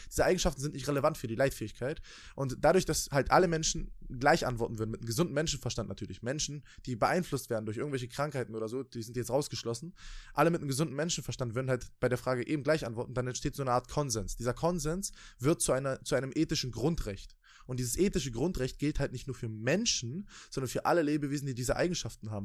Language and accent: German; Germany; Bei uns in Deutschland, in, in dem viertreichsten Land der Welt